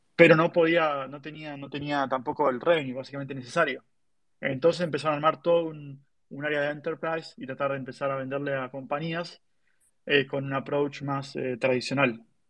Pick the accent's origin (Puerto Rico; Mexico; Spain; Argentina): Argentina; tenía que acostumbrarme a una idiosincrasia americana eh, siendo argentino